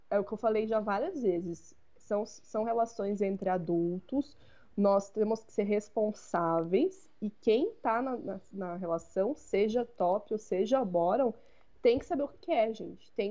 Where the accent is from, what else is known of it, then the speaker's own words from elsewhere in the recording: São Paulo, Brazil; Bom, é, eu vou falar de São Paulo, porque eu sou de São Paulo